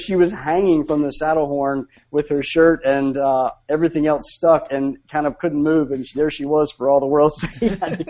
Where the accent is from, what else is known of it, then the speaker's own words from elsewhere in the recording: Bluefield, West Virginia, United States; moved away as an adult; also born or lived in Steamboat Springs, Colorado; now in Rome, United States; I grew up in West Virginia